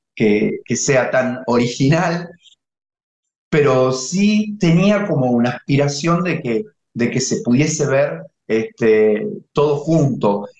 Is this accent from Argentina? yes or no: yes; Tafí Viejo, Tucumán, Argentina; Tafiviejo es mi ciudad natal.